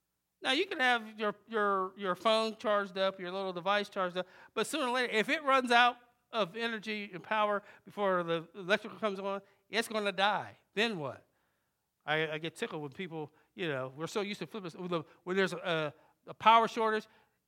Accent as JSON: {"language": "English", "town": "Jamaica", "region": "New York", "country": "United States", "tie": "born there", "lives_now": "Wilmington, United States", "said": "We came to a place called Wilmington. Didn't even know what Wilmington was. From New York. We lived in, my brother and I was born in Jamaica, Long Island, New York."}